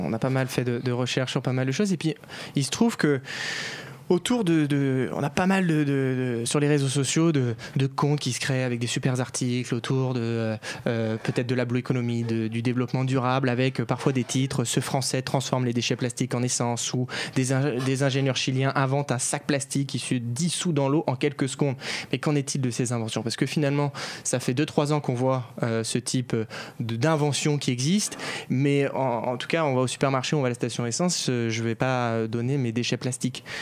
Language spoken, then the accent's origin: French; France; on est français